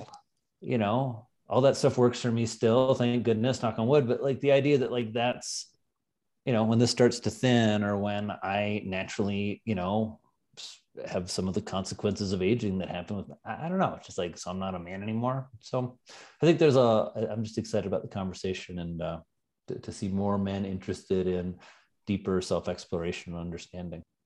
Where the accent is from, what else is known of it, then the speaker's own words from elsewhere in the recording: Indiana, United States; now in New York, United States; I'm from Indiana